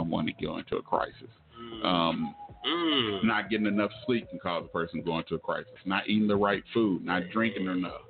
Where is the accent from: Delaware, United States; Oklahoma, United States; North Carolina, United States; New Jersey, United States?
Oklahoma, United States; I was born here in Oklahoma